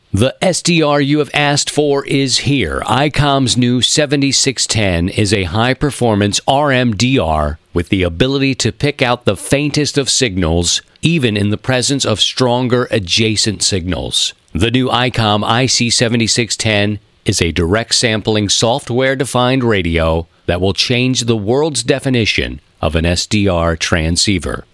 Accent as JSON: {"language": "English", "town": "Baltimore", "region": "Maryland", "country": "United States", "tie": "born or raised there", "moved": "yes", "said": "growing up in Baltimore"}